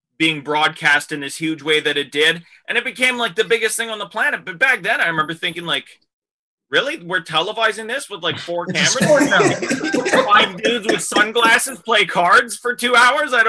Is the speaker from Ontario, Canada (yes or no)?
yes; Thunder Bay, Ontario, Canada; moved away; we're both from the same hometown. We're both from Thunder Bay